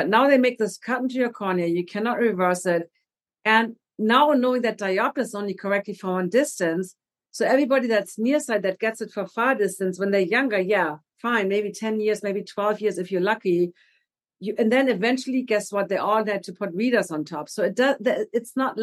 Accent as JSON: {"language": "English", "country": "Germany", "moved": "yes", "said": "I'm from Germany."}